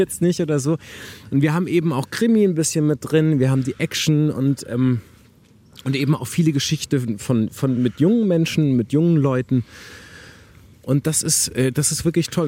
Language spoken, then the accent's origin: German; Wuppertal, North Rhine-Westphalia, Germany; also born or lived in Harburg, Hamburg; now in Hamburg, Germany; ich bin auch in Wuppertal groß geworden